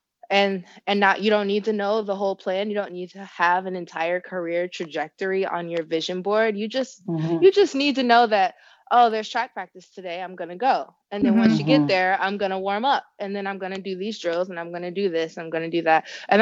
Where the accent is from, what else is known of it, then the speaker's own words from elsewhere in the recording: Elyria, Ohio, United States; So I grew up in Elyria, Ohio, very small town, one public high school, literally related to half